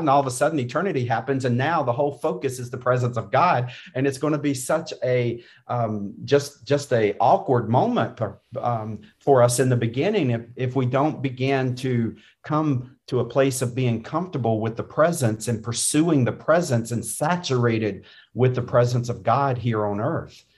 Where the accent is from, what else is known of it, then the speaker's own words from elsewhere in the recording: North Carolina, United States; I grew up in North Carolina.